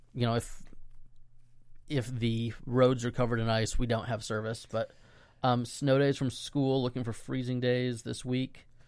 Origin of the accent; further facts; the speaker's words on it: Central Florida, United States; We're revitalizing a church in my hometown